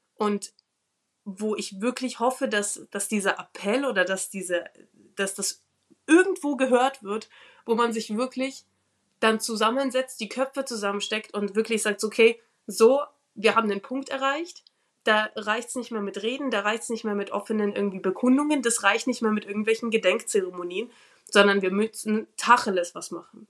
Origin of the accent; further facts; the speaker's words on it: Ukraine; now in Nuremberg, Germany; ich bin in der Ukraine geboren